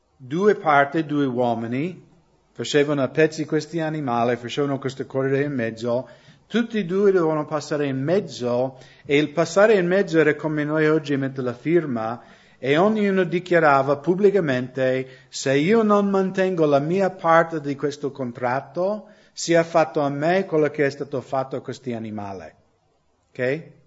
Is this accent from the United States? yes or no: yes; United States; Italian is a second language; moved away as an adult; now in Italy; anche io crescendo, perché negli Stati Uniti conoscevo credenti che erano legalisti